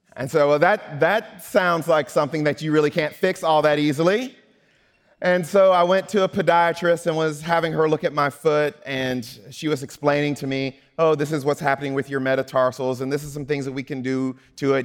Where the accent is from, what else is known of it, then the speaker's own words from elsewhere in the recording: Mississippi, United States; I'm from Mississippi